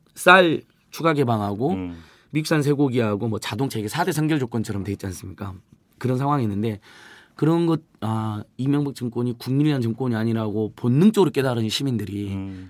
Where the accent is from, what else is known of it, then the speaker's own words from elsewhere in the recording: Hwasun, South Jeolla, South Korea; moved away; 고향이 전남 하순이어가지고